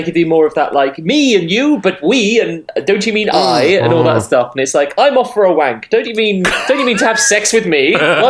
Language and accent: English; London, United Kingdom; I grew up in South London.